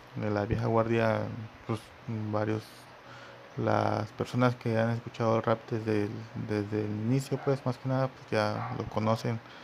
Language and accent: Spanish; Mexico; aquí en mi país, yo soy de México